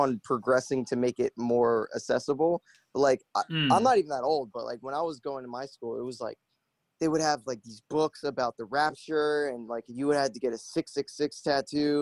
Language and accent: English; Broward County, Florida, United States; I was from Broward, which is like pretty much 30 minutes away.